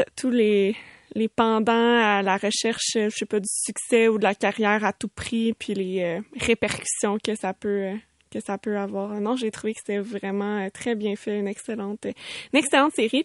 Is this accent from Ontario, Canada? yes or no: no; Sainte-Julie, Quebec, Canada; je viens de Sainte-Julie